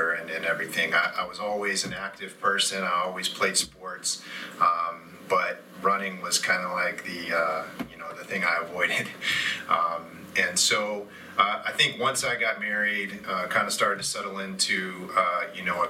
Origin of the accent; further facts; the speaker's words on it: Hampton, Virginia, United States; also born or lived in Newport News, Virginia; So between Hampton and Newport News, that's where I'm from